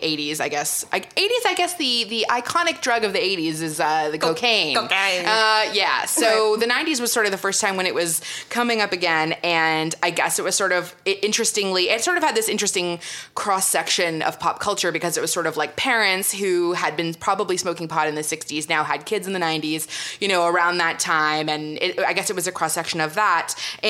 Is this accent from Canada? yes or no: yes; Canada; growing up in Canada